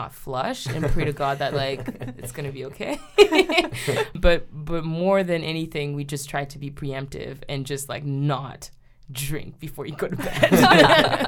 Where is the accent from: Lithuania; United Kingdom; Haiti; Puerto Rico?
Haiti; moved away; I was growing up in Haiti